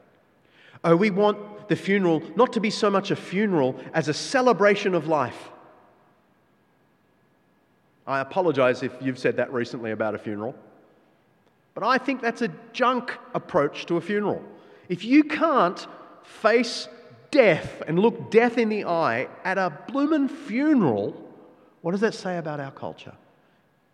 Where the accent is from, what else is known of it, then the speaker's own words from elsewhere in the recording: Australia; our Australian culture